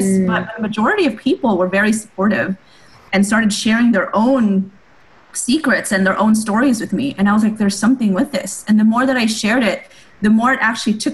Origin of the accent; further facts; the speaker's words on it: United States; I'm Asian American